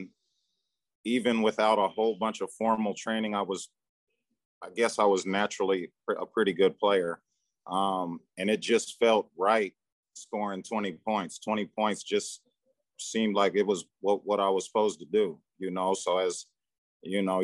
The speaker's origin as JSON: {"language": "English", "town": "Sacramento", "region": "California", "country": "United States", "tie": "born or raised there", "moved": "as an adult", "lives_now": "Charlotte, United States", "said": "Born and raised in Sacramento, California. So I'm a Cali guy"}